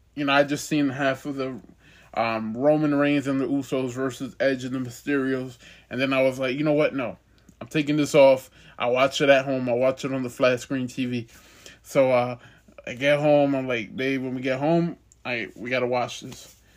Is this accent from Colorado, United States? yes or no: no; Ohio, United States; I'm from Ohio, but it's like two two and a half hours away from here